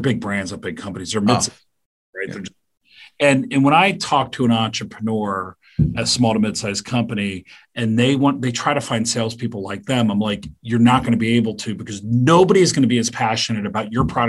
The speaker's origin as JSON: {"language": "English", "country": "Canada", "said": "And I go, I'm Canadian."}